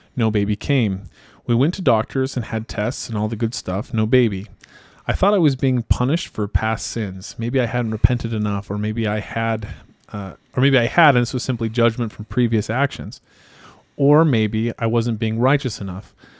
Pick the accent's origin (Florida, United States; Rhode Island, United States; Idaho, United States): Idaho, United States; I'm also from Idaho